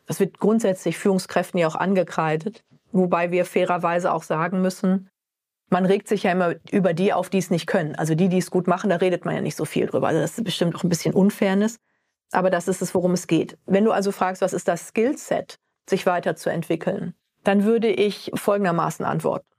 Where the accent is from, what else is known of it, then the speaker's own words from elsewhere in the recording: Ostwestfalen-Lippe, North Rhine-Westphalia, Germany; now in Frankfurt, Germany; aus einem kleinen Kaff in Ostwestfalen-Lippe bin ich räumlich gar nicht so weit gekommen, bis nach Frankfurt in den Hub